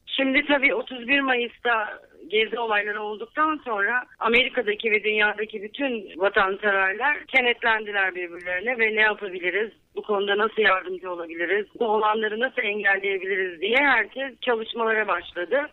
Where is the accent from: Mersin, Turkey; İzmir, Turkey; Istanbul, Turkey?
İzmir, Turkey; moved away as an adult; also born or lived in Ankara, Turkey; now in Los Angeles, United States; Ben 1970 yılında İzmir'de doğdum. Sonra üniversite için Ankara'ya gittim.